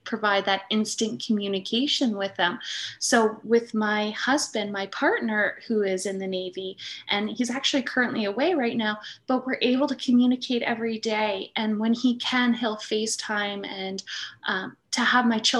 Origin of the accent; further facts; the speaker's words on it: East Coast, Atlantic Canada, Canada; moved away as an adult; now in Nova Scotia, Canada; We're both from the East Coast.